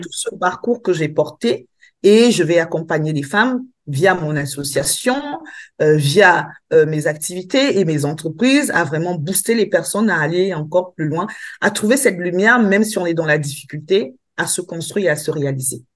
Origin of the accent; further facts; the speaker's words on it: Cameroon; now in Avignon, France; je suis euh, agricultrice dans mon pays d'origine, qui est Cameroun